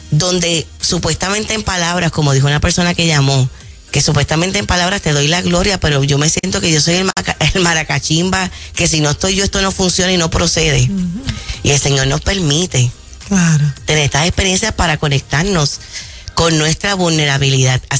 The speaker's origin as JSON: {"language": "Spanish", "town": "Aguada", "country": "Puerto Rico", "said": "En mi pueblo Aguada"}